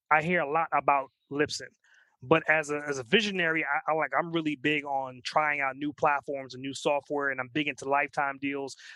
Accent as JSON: {"language": "English", "region": "New York", "country": "United States", "said": "both of us are New Yorkers"}